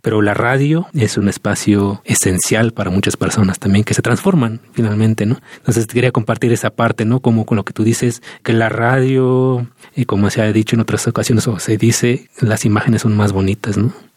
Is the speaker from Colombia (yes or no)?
no; Santa María Tlahuitoltepec, Oaxaca, Mexico; Y mi pueblo, Tlahuitoltepec